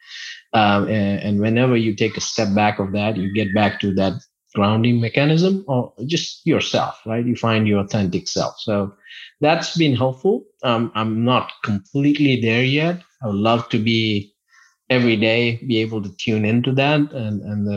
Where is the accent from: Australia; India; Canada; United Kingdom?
India; moved away; one of my really good friends that I grew up with back in India